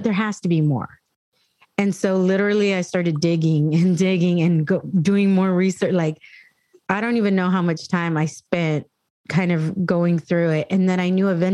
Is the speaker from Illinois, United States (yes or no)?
no; San Diego, California, United States; I grew up in San Diego. I grew up in North County.